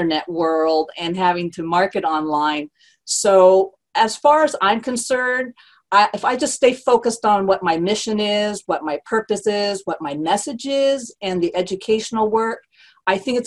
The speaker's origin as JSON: {"language": "English", "town": "San Jose", "region": "California", "country": "United States", "said": "I'm from San Jose, California"}